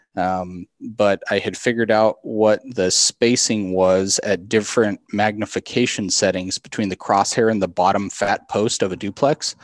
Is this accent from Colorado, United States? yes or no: yes; South Central Colorado, United States; I grew up in South Central Colorado on a, on a farm and ranch down there